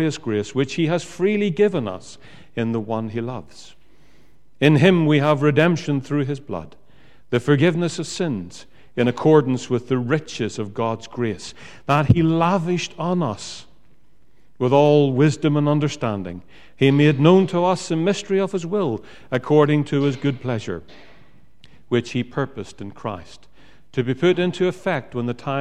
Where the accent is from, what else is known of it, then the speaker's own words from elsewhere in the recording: Northern Ireland, United Kingdom; I come from Northern Ireland.